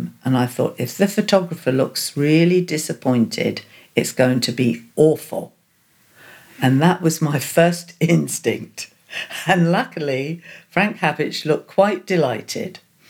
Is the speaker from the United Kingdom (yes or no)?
yes; Portsmouth, South East England, United Kingdom; born there; I was born in Portsmouth on the south coast of England. In 1949, I have a vague memory of the greyness, the bomb sites.